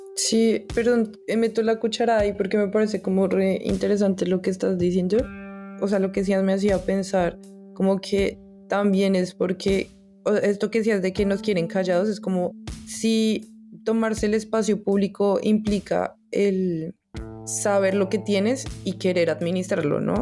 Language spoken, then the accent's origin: Spanish; Colombia; porque soy colombiano